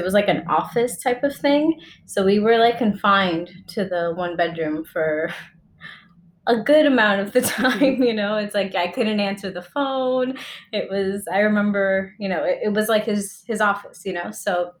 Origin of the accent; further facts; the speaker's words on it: New York, United States; also born or lived in Dominican Republic; I identify as Dominican and I guess also a New Yorker because I came to New York when I was 2 years old.